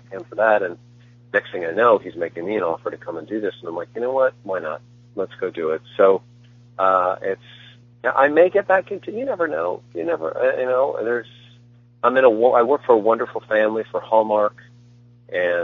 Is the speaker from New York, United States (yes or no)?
no; Northern Iowa, United States; moved away; I grew up in Iowa